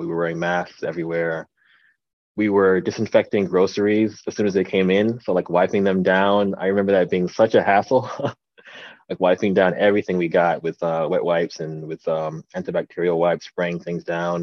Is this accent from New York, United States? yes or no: yes; New York City, New York, United States; also born or lived in The Bronx, New York; now in New Jersey, United States; I was born in the Bronx, raised in Brooklyn, and right now I live in New Jersey.